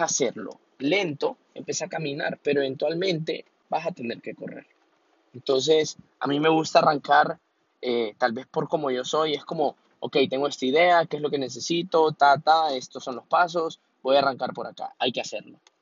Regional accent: Honduras; yo específicamente soy de Honduras

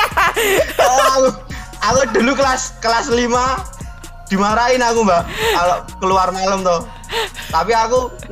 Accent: Yogyakarta, Special Region of Yogyakarta, Indonesia; Karena aku kan orang asli Wijilan no, Mbak.

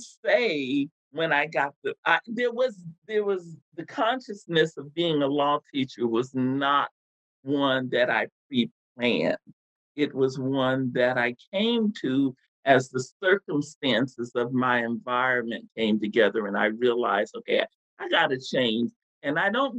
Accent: Texas, United States; born or raised there; moved away

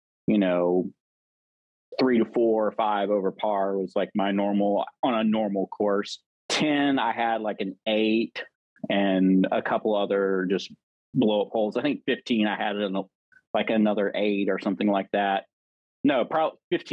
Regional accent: Augusta, Georgia, United States; also born or lived in Atlanta, Georgia; now in Peachtree City, United States; I'm originally from Augusta, Georgia

